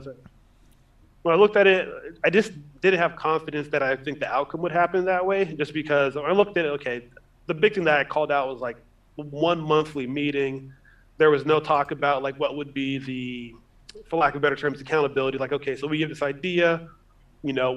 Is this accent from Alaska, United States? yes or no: yes; Anchorage, Alaska, United States; moved away as an adult; also born or lived in Tucson, Arizona; now in Phoenix, United States; Originally born and raised in Anchorage, Alaska. Been in Phoenix, Arizona since 2007. So grew up in Alaska, moved to Arizona for college.